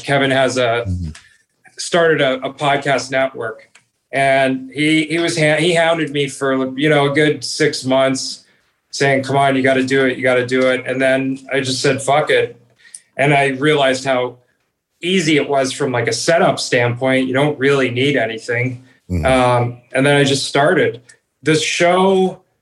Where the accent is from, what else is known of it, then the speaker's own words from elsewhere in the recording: Toronto, Ontario, Canada; I grew up in Toronto.